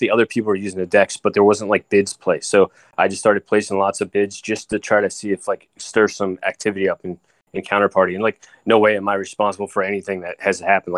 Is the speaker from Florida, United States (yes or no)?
no; Tabernacle, New Jersey, United States; I used to live in this town, right, called Tabernacle, or I grew up in Chemung. Okay, so it's a town, it's 50 square miles, it's in New Jersey